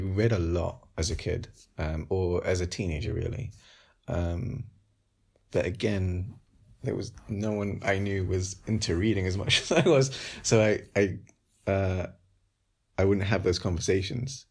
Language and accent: English; London, United Kingdom; around where I grew up in Wolves and Green